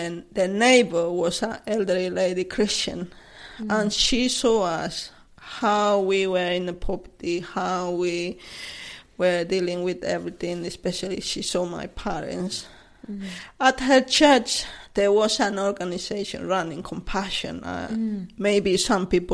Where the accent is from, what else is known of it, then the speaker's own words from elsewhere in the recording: Cochabamba, Bolivia; English is a second language; moved away as an adult; now in Chessington, United Kingdom; I'm originally from Bolivia, a city called Cochabamba